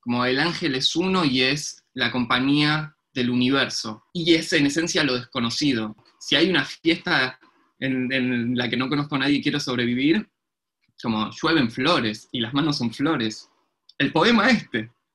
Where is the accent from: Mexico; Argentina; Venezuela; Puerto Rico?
Argentina; Buenos Aires; also born or lived in Williamsburg, Brooklyn; now in New York, United States; también soy de Buenos Aires, pero en realidad estoy acá en la República Separatista de Williamsburg